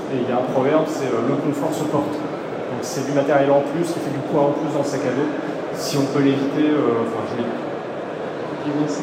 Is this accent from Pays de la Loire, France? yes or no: no; Breton, Brittany, France; je suis breton de base